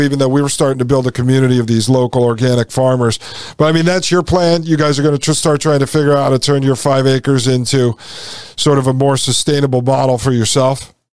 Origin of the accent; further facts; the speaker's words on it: Connecticut, United States; when I grew up in Connecticut